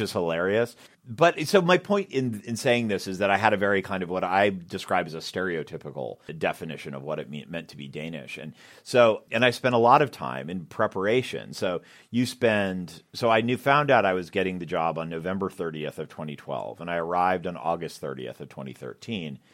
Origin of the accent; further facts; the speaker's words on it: Boston, Massachusetts, United States; moved away; I'm from Boston